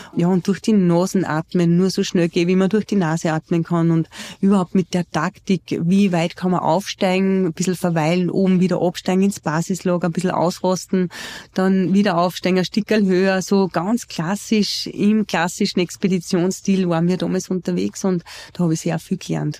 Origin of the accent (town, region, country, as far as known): Austria